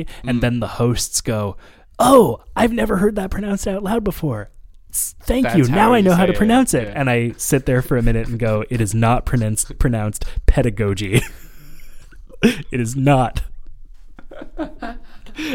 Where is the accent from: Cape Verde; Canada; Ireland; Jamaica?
Canada; Montreal, Quebec; I'm from NDG or Montreal